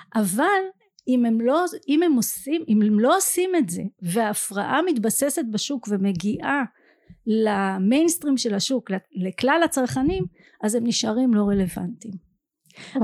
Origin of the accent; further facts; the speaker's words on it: Ramla, Central District, Israel; אני גדלתי ברמלה במשפחה משכילה